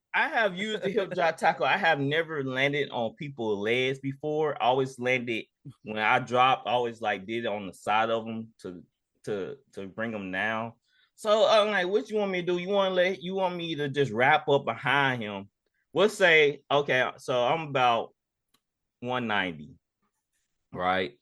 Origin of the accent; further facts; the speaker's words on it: Jackson, United States; growing up in Jackson